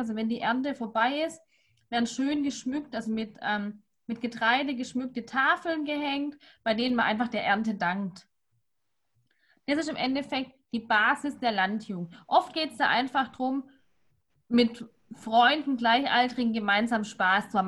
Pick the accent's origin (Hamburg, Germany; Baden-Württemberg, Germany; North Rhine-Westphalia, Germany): Baden-Württemberg, Germany; Swabia; lege ich als Schwabe